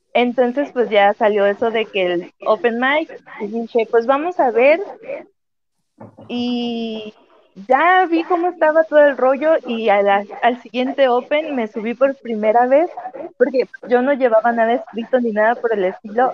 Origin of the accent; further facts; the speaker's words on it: Vicente Guerrero, Mexico; yo soy de Vicente Guerrero